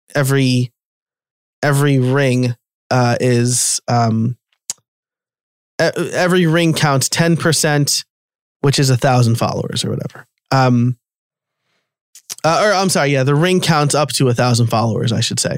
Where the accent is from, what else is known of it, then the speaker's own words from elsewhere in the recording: New York, United States; now in Pennsylvania, United States; I'm from New York